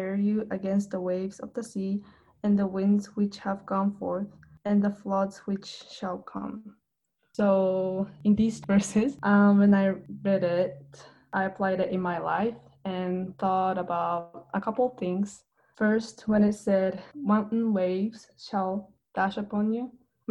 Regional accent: Japan; English is a second language; now in North Carolina, United States; I am from Japan. I live in North Carolina now

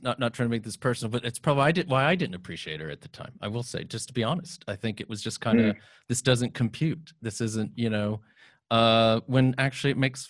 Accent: United States; now in United Kingdom

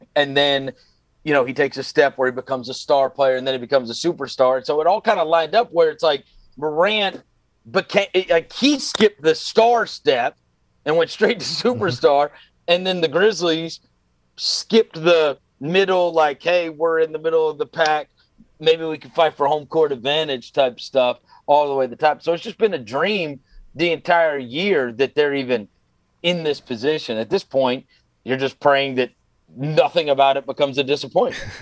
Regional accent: New York, United States; I grew up actually in New York

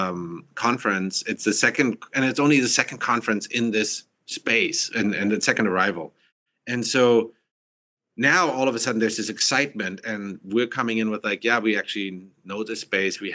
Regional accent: Germany; also born or lived in Massachusetts, United States; now in San Francisco, United States; I'm originally from Germany, and then came to US

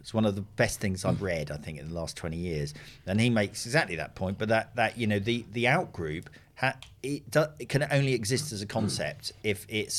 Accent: United Kingdom; Now, that's probably because I'm British.

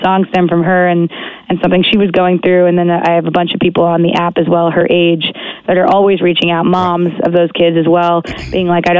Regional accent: United States; moved away as an adult; also born or lived in Long Island, New York / New Jersey; now in Toronto, Canada; I grew up in New York, and then, so half my life in New York, half my life in Jersey. So I got a little dirty Jersey, and I got a little Long Island in me.

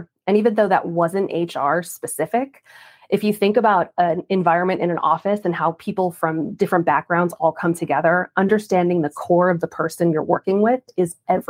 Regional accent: New York, United States; now in Dallas, United States; New York.

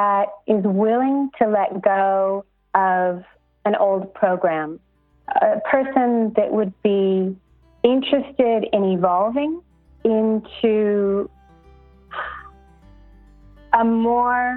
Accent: Los Angeles, California, United States; moved away as an adult; now in Brisbane, Australia; I'm originally from Los Angeles

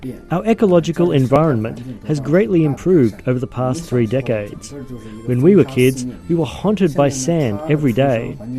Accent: Kubuqi, Inner Mongolia, China; born or raised there

